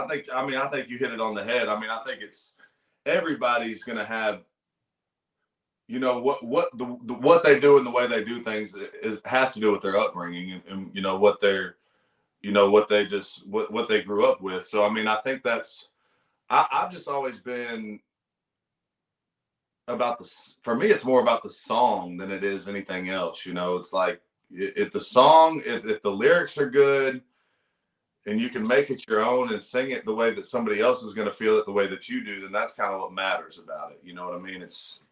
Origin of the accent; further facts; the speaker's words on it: Virginia, United States; I'm not good at math, man. I'm from Virginia.